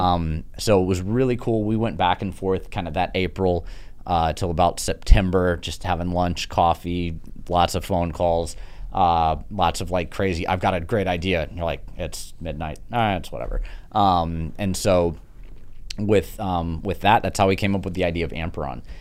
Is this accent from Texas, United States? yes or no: yes; Sugar Land, Texas, United States; also born or lived in Sharpstown, Houston, Texas / Chicago / New York; I, grew up in Sugarland